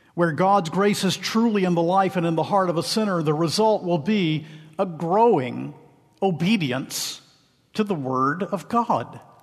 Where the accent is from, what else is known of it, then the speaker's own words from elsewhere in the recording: Macon, Georgia, United States; I hail from Macon, Georgia